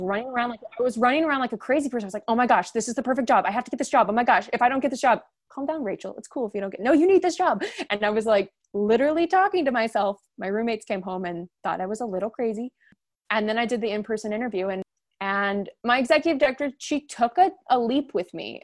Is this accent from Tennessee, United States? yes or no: no; Edmond, Oklahoma, United States; moved away as an adult; now in Canton, United States; I am originally from Edmond, Oklahoma, but in, went to school at Baldwin Wallace University in Ohio, and now I live in Canton, Ohio